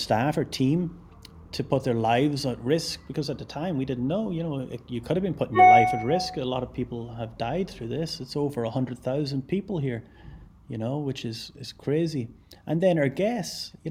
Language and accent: English; Ireland; now in Glasgow, United Kingdom; I'm Irish